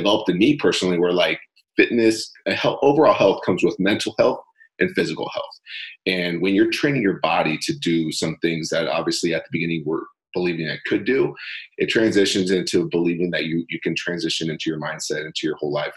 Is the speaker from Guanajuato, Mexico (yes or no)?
no; Monterrey, Nuevo León, Mexico; now in Chicago, United States; Born and raised in Monterrey, Mexico, so completely different atmosphere, culture, things of nature